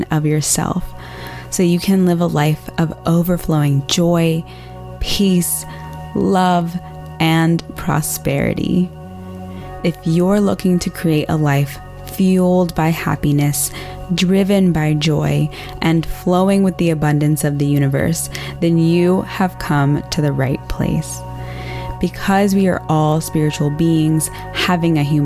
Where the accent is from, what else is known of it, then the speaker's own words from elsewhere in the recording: Austin, Texas, United States; I'm from the South. I'm from Austin, Texas